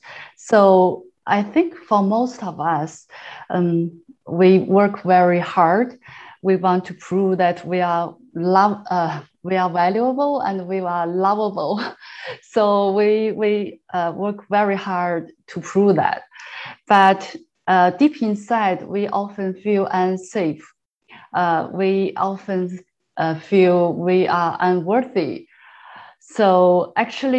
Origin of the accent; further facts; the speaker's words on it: China; moved away as an adult; now in Canada; I'm from China. So we came here about 6.5 years ago.